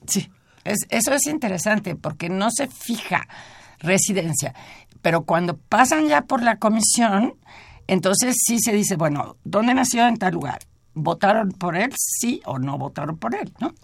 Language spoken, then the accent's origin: Spanish; Mexico; como mexicana y como lectora